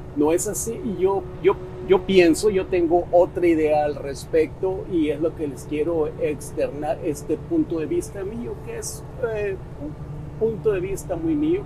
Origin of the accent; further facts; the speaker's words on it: Mexico; soy mexicano, hay un dicho muy mexicano